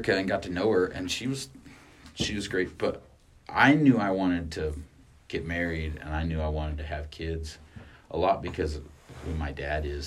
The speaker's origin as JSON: {"language": "English", "town": "Artesia", "region": "New Mexico", "country": "United States", "tie": "born or raised there", "also_born_or_lived": "Carlsbad, New Mexico / Albuquerque, New Mexico / Farmington, New Mexico / Roswell, New Mexico", "moved": "as an adult", "said": "I was born in Carlsbad, New Mexico, but my family lived in Artesia, and I call Artesia home."}